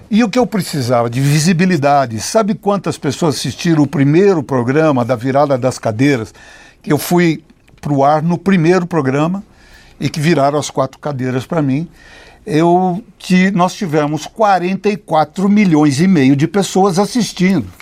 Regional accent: Brazil; sou brasileiro

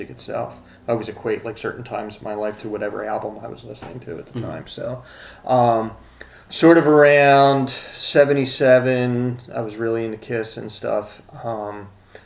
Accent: Philadelphia, Pennsylvania, United States; I grew up in Frankfurt

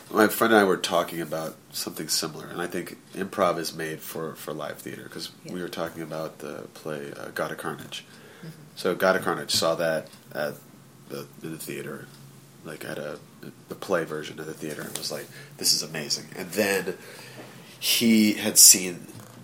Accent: Virginia, United States; I grew up in Virginia

